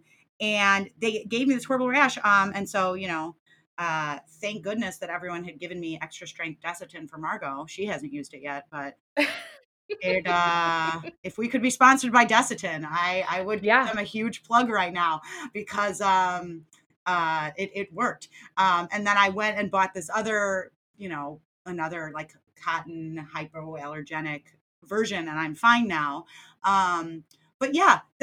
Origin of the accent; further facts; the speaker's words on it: United States; as an American